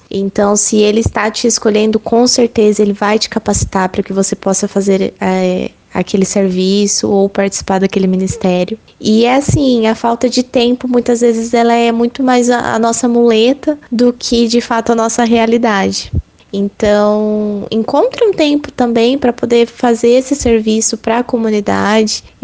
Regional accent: Agudos, São Paulo, Brazil; Eu tenho 23 anos e eu sou da cidade de Agudos, que fica no interior de São Paulo.

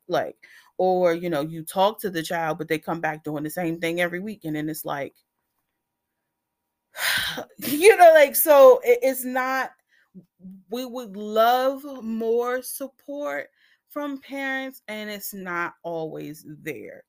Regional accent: Washington, District of Columbia, United States; I am born and raised in Washington, D C

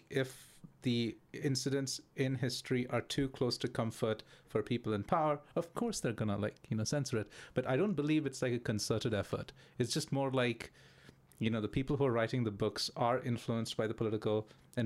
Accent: India; so I'm from India.

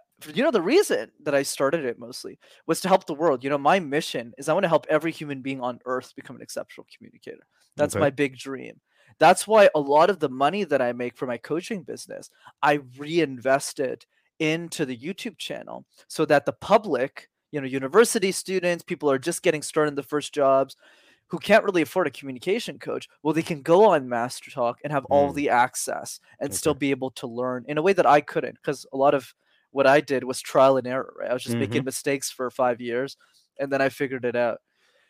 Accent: Canada; But I'm based in Montreal, so I'm Canadian.

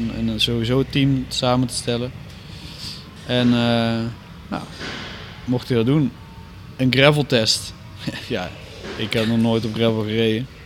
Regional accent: Netherlands; ik kom uit Nederland

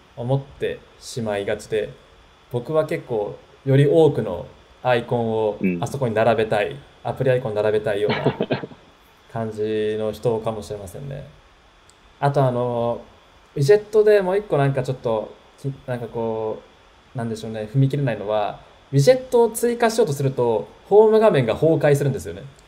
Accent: Tokyo, Japan; 僕は、あの、東京出身の人なんで

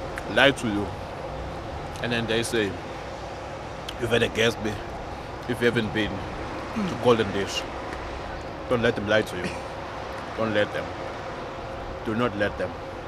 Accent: Durban, KwaZulu-Natal, South Africa; I'm from Durban, so we come from the spice, our part of South Africa.

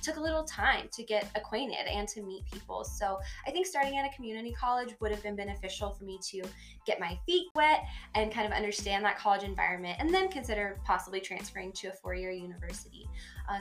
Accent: the Panhandle of Florida, United States; moved away as an adult; now in Clovis, United States; I'm originally from the Panhandle of Florida, born and raised.

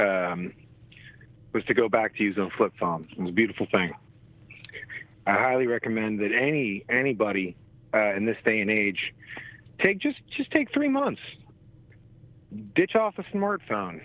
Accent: New Jersey, United States; When I was a kid growing up in Jersey

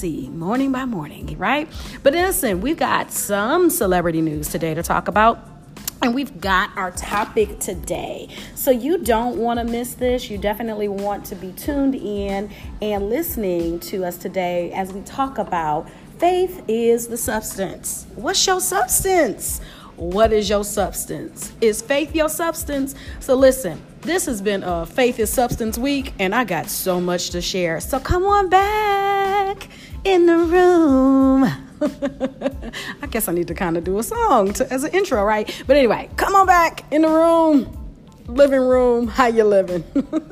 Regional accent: Detroit, Michigan, United States; I am in Detroit, my hometown.

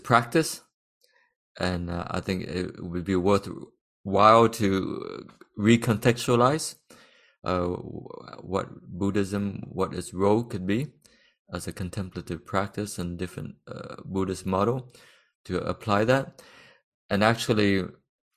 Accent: Texas, United States; born or raised there; moved away as an adult; now in France

